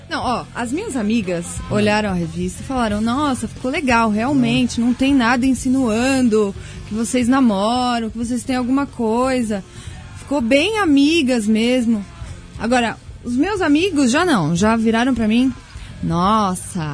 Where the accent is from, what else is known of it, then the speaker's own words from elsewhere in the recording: São Paulo, Brazil; also born or lived in Australia; eu sou paulista, minha família mora comigo